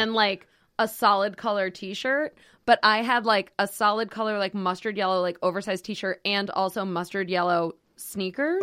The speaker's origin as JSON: {"language": "English", "town": "Schenectady", "region": "New York", "country": "United States", "tie": "born or raised there", "moved": "yes", "said": "I'm from Schenectady, New York, originally"}